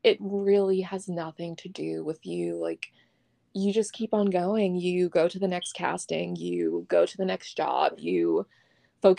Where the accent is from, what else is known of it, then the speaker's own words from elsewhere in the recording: New York, United States; moved away; I was originally from New York